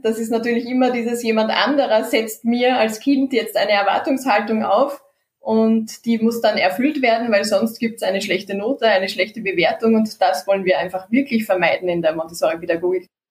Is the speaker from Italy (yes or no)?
no; Austria; bei uns in Österreich